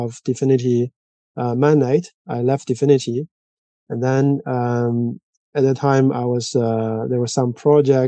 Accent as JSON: {"language": "English", "country": "China", "also_born_or_lived": "France / Zurich, Switzerland", "moved": "as an adult", "lives_now": "Switzerland", "said": "I'm originally from China. And I came to Europe in 2008"}